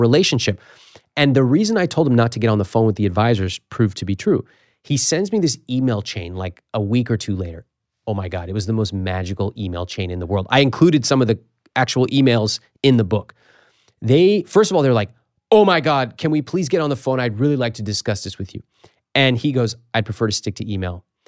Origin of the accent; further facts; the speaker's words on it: Sacramento, California, United States; the Sacramento Bee at my hometown paper